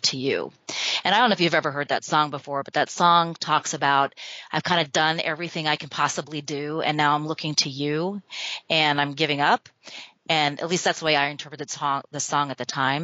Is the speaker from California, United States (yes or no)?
no; Albuquerque, New Mexico, United States; I'm from New Mexico. I grew up in Albuquerque